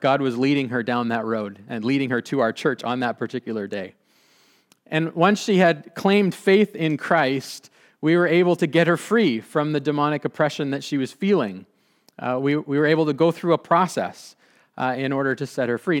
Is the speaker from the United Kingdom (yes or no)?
no; Abbotsford, British Columbia, Canada; I grew up in the Mennonite Brethren Church, this church